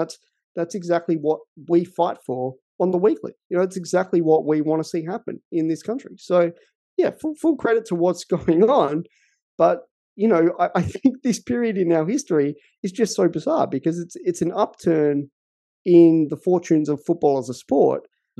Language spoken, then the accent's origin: English; Australia; it's much easier to be proud of as an Australian as well in that same sense.